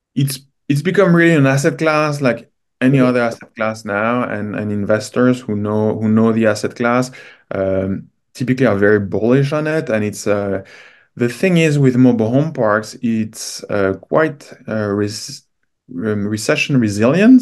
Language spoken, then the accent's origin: English; France; moved away as an adult; now in Canada; I'm originally from France.